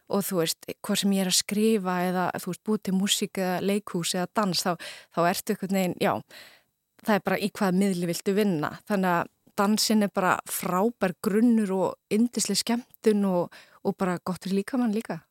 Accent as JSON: {"language": "Icelandic", "town": "Reykjavík", "region": "Capital Region", "country": "Iceland", "tie": "born or raised there", "also_born_or_lived": "London", "said": "ég er bara úr Vesturbænum sko, gamla Vesturbænum"}